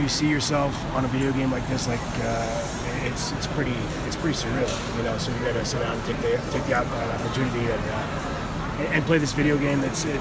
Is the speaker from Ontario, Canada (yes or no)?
yes; Toronto, Ontario, Canada; I'm Canadian. I'm from Toronto